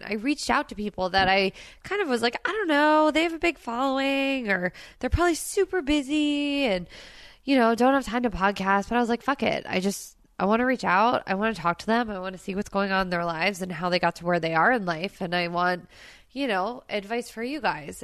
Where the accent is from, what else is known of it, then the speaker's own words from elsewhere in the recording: Princeton, New Jersey, United States; now in California, United States; in New Jersey, where I grew up